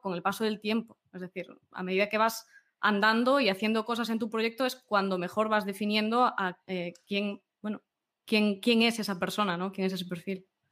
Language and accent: Spanish; Galicia, Spain; yo como buena gallega